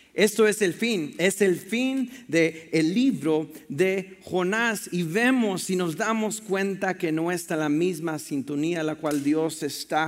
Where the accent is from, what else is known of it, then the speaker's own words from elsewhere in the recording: Mexico; moved away; yo crecí en la frontera, en Piedras, México y Estados Unidos